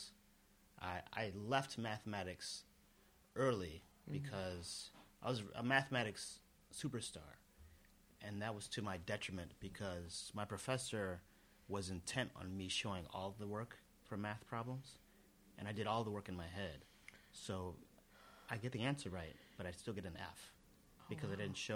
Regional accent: Chicago, Illinois, United States; I am from Chicago, Illinois

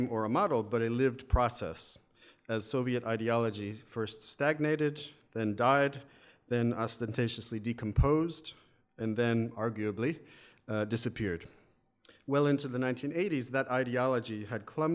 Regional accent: United States; accent: American; as you can tell from my my accent, probably, yes, I'm an American

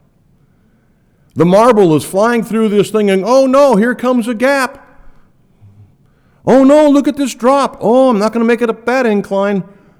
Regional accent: Quito, Pichincha, Ecuador; When I was a kid growing up in Ecuador, Quito, Ecuador, the fences that were between property lines were made of mud.

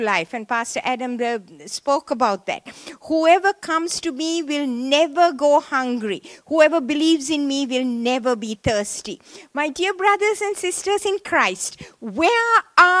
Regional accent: Sri Lanka; moved away as an adult; I was born in Sri Lanka, in the tea plantations of Sri Lanka. And I went to a Methodist missionary school

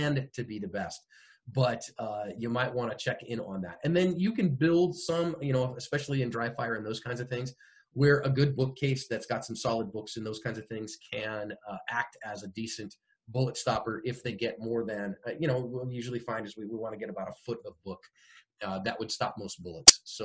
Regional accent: Bay Area, California, United States; moved away as an adult; also born or lived in Phoenix; we were both born and raised in the Bay Area of California

